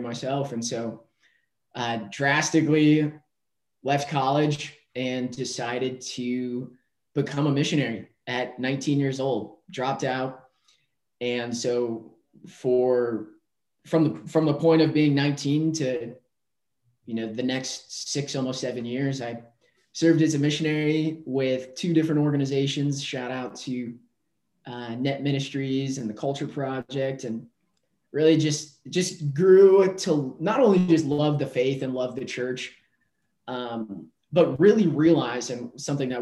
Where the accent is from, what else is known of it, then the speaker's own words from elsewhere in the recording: North Dakota, United States; also born or lived in Philadelphia; now in Austin, United States; I am originally from North Dakota. And grew up, raised